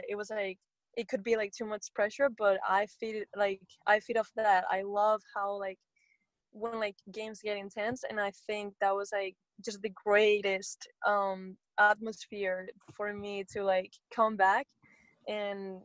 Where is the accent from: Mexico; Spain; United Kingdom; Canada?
Spain; moved away as an adult; now in Seattle, United States; when I was still in Spain